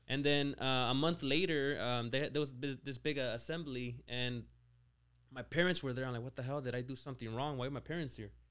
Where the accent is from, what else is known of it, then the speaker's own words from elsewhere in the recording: small town near Lake Tahoe, California, United States; moved away as an adult; also born or lived in Mexico; now in Rancho Cucamonga, United States; my hometown was, what, like, like four hundred people.